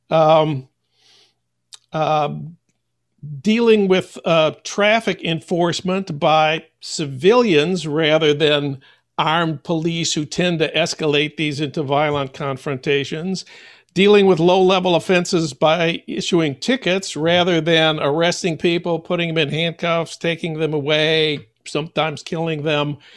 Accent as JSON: {"language": "English", "town": "St. Paul", "region": "Minnesota", "country": "United States", "tie": "born or raised there", "said": "my hometown of St. Paul."}